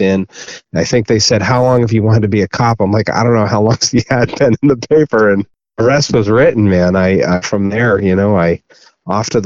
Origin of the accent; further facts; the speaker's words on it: Cape Cod, Massachusetts, United States; I grew up on Cape Cod down in Massachusetts or on the ocean in New England